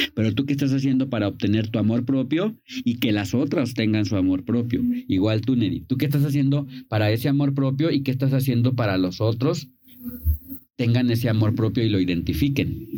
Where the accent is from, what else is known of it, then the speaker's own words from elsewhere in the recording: Vicente Guerrero, Mexico; yo soy de Vicente Guerrero